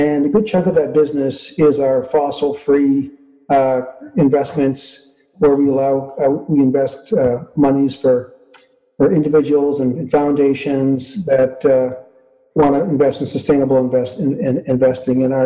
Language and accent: English; northern Manitoba, Canada; also born or lived in Winnipeg, Canada; I was born in Winnipeg and grew up in northern Manitoba.